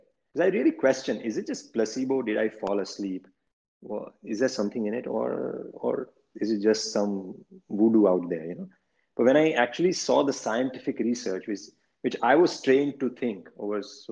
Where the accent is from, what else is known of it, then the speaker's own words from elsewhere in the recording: Gujarat, India; moved away as an adult; now in New York, United States; I grew up in India